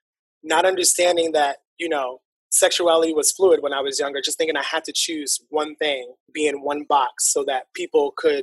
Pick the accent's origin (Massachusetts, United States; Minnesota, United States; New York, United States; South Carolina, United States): New York, United States; New York City; I'm born and raised in Harlem